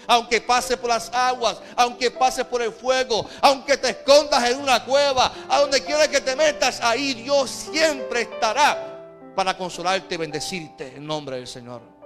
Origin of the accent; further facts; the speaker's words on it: Carolina, Puerto Rico; Y yo recuerdo en mi adolescencia, recuerda que yo vengo de Carolina. Y en Carolina firmábamos las paredes con graffiti